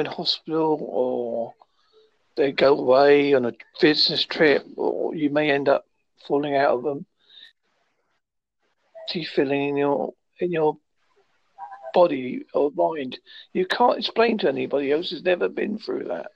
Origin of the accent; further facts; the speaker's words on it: United Kingdom; I'm British and I'm white